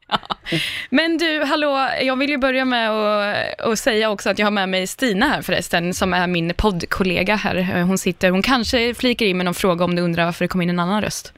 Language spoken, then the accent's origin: Swedish; Linköping, Östergötland, Sweden; du och jag är från Linköping